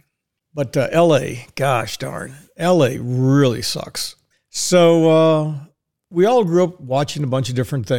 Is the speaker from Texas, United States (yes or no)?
yes; Dallas, Texas, United States; I'm a Texan. Born in the great state of Texas, big D, little A, double L-A-S, Dallas.